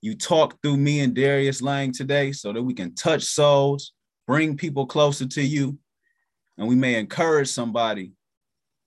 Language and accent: English; Cleveland, Ohio, United States; I'm from Cleveland.